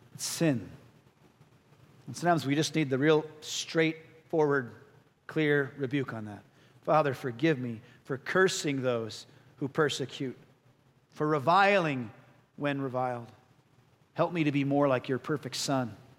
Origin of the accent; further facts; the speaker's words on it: Chicago, Illinois, United States; I'm born and raised in Chicago